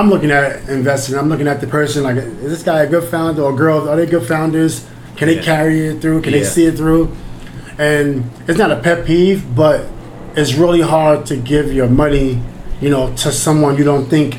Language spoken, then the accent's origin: English; New York City, New York, United States; I'm from Queens.